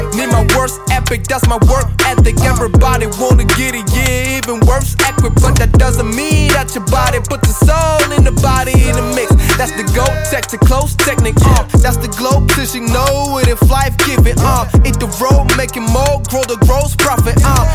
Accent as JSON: {"language": "French", "town": "Bordeaux", "region": "Nouvelle-Aquitaine", "country": "France", "said": "je suis bordelais"}